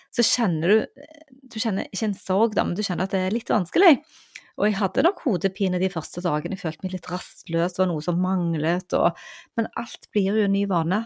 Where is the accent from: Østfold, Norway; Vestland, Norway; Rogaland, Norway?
Rogaland, Norway; Stavanger; hjembyen min